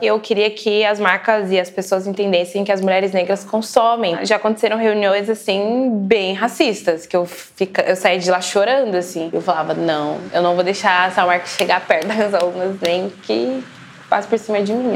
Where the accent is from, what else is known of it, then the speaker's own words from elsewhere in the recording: Araraquara, São Paulo, Brazil; Eu sou de Araraquara, minha mãe me teve com 20 anos